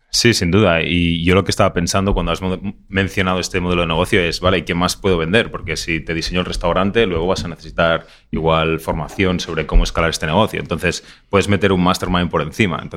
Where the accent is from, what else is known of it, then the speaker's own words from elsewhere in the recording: Barcelona, Catalonia, Spain; now in United States; eh, soy de, España, de Barcelona. Vivo desde hace nueve años en Estados Unidos, ahora mismo en California con mi mujer.